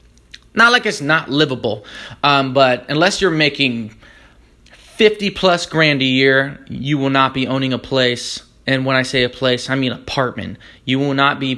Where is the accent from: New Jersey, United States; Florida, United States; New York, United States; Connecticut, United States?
Florida, United States; moved away; also born or lived in California; I'm from Florida. We use interstate as the phrase